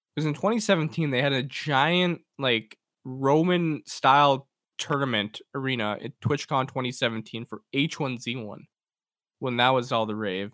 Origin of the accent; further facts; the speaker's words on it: Edmonton, Alberta, Canada; w-, we're, we're from Edmonton